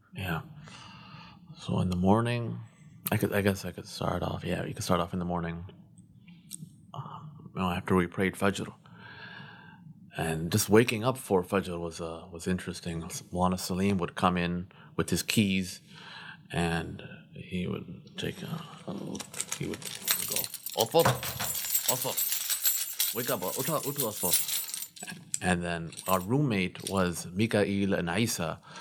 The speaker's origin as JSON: {"language": "English", "town": "Glendale Heights", "region": "Illinois", "country": "United States", "tie": "born or raised there", "also_born_or_lived": "North Aurora, Illinois", "said": "I was born in Glendale Heights, better known as Ghetto Heights"}